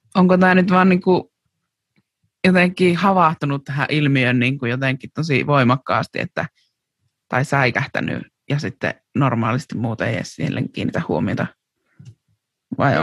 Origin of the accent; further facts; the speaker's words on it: Kuopio, North Savo, Finland; me oltiin Euromarketissa silloin Kuopiossa